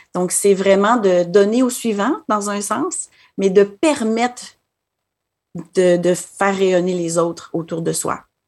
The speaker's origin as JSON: {"language": "French", "town": "Quebec City", "region": "Quebec", "country": "Canada", "tie": "born or raised there", "also_born_or_lived": "Ottawa, Canada", "moved": "as an adult", "lives_now": "Manitoba, Canada", "said": "je suis originaire de la ville de Québec"}